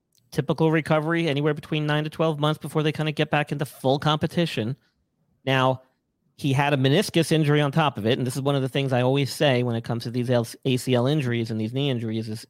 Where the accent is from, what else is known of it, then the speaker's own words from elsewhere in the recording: New York, United States; moved away; I'm from New York originally.